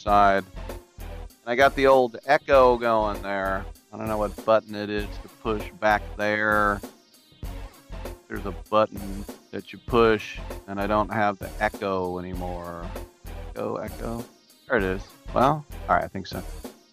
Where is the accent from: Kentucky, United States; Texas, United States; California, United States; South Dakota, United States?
California, United States; Bay Area; I was born and raised in the Bay Area.